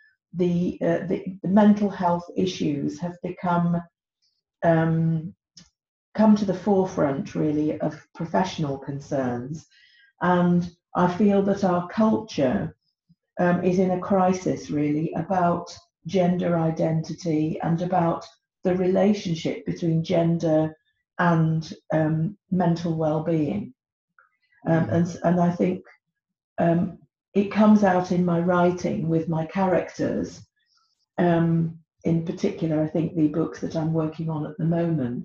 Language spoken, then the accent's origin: English; United Kingdom; moved away as an adult; now in Czech Republic; I'm British, as you could probably hear from my accent, I am married to a Czech, and I've my home, or my permanent home, is in the Czech Republic